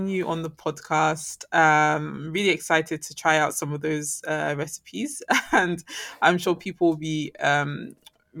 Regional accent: London, United Kingdom; born and raised in London myself

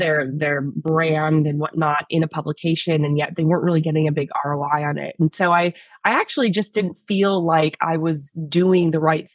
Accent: San Francisco, California, United States; now in Australia; I actually grew up in the Bay Area

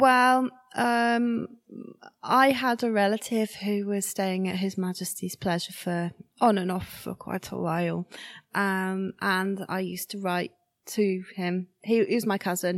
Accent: Shrewsbury, West Midlands, United Kingdom; I'm 95% Shrewsbury born and bred

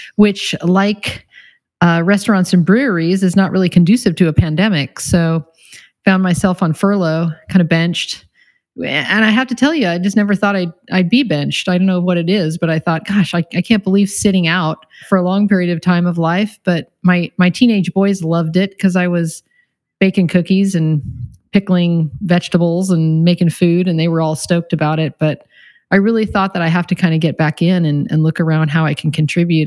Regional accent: Encinitas, California, United States; I grew up here in Encinitas, so kind of a hometown girl.

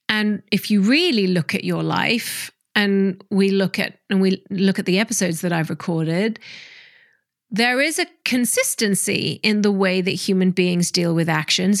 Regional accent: Hong Kong; I grew up in Hong Kong

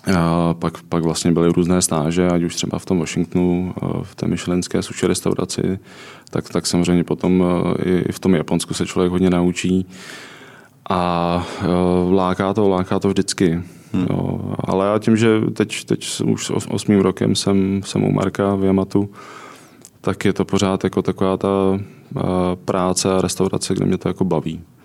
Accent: Czechia; jsem z Čech a obecně z Evropy

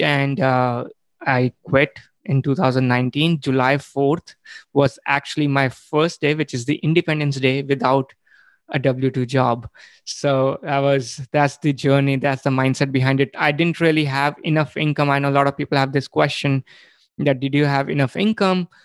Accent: India; moved away as an adult; I was born and brought up in India

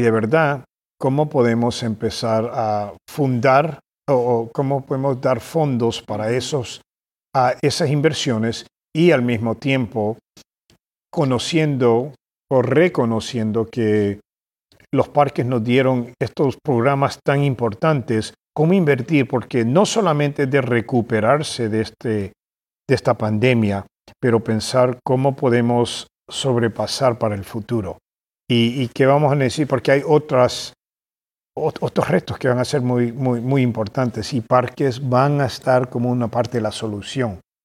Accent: Boston, Massachusetts, United States; also born or lived in California / El Salvador; nos regresamos a los Estados Unidos y crecí yo en Boston, Massachusetts

